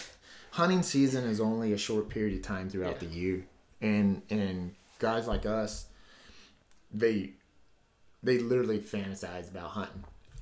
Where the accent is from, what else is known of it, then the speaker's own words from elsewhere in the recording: Southern California, United States; my family's back east, but my father was adopted. So I grew up in Southern California